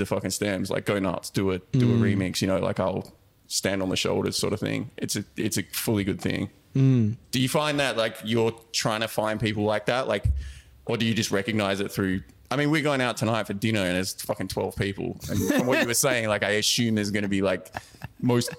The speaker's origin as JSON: {"language": "English", "town": "Manchester", "region": "North West England", "country": "United Kingdom", "tie": "born or raised there", "said": "I was born in Manchester."}